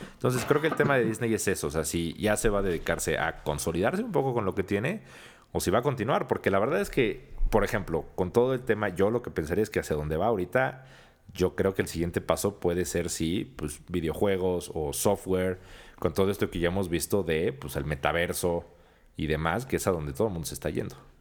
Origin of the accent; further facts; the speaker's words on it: Mexico; los mexicanos